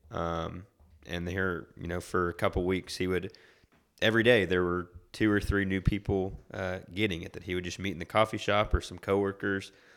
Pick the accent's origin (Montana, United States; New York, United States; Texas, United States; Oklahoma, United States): Oklahoma, United States; Oklahoma City; moved away as an adult; also born or lived in Denver, Colorado; now in Huron, United States; I was raised in Oklahoma City